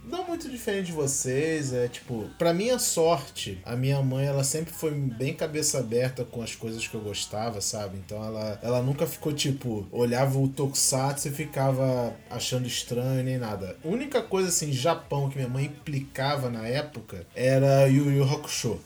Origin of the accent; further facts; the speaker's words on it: Rio de Janeiro, Brazil; quando eu era pequeno eu morava em Acari e minha vida era praticamente toda em Madureira.